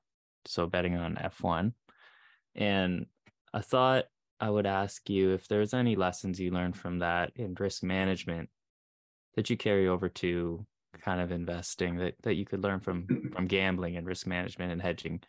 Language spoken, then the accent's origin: English; Canada; I'm Canadian